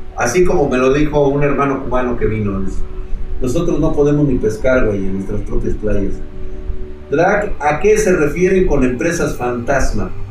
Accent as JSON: {"language": "Spanish", "country": "Mexico", "said": "como mexicanos"}